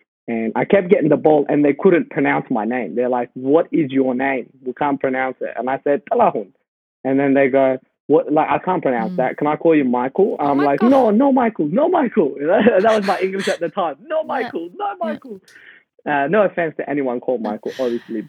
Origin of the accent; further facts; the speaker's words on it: Perth, Western Australia, Australia; also born or lived in Sudan; I used to play soccer for the youth group in Perth, where I grew up. And coming from Sudan, all we did was play soccer